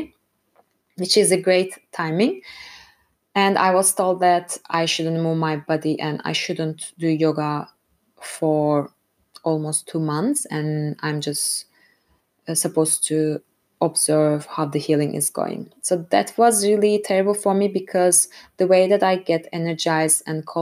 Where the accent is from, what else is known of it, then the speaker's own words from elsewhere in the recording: Istanbul, Turkey; moved away as an adult; now in Frankfurt, Germany; I'm originally from Istanbul, Turkey, and I have been living in Germany for over 5 years, currently based in Frankfurt.